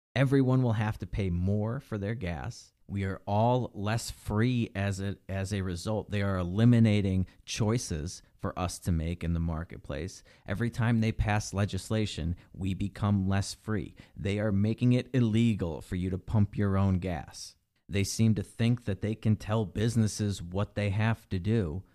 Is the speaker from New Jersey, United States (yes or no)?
no; Illinois, United States; Illinois, my home state.